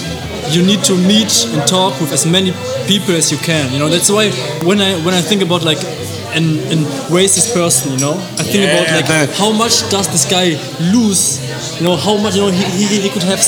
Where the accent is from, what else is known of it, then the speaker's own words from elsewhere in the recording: Germany; Yeah, so I'm the only German in my family.